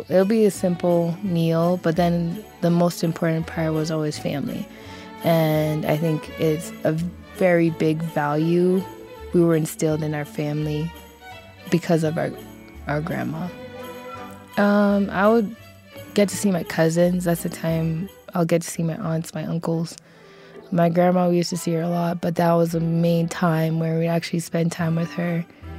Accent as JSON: {"language": "English", "country": "Kenya", "moved": "yes", "said": "I'm from Kenya"}